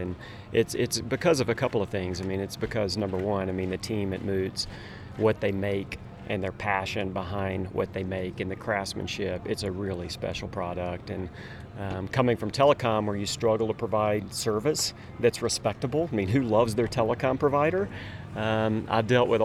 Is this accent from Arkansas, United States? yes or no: yes; Little Rock, Arkansas, United States; moved away as an adult; now in Steamboat Springs, United States; Just moved to Steamboat after really being a native Arkansan my entire life. Little Rock, Arkansas was my hometown up until just a couple of weeks ago.